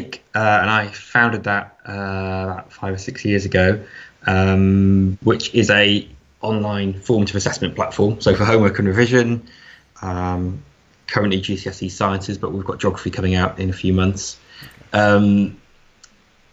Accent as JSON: {"language": "English", "area": "Lake District", "region": "North West England", "country": "United Kingdom", "said": "I'm from the Lake District, so I went back there"}